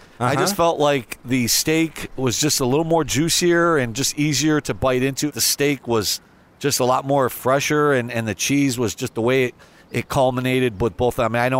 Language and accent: English; Binghamton, New York, United States; I grew up in upstate New York. I grew up in Binghamton, New York, which is about a six-hour drive to here.